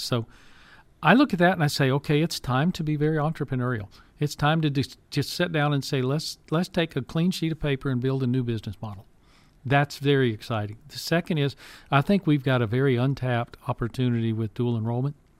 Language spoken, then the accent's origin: English; Pasadena, Texas, United States; I grew up in Pas- South Houston, Pasadena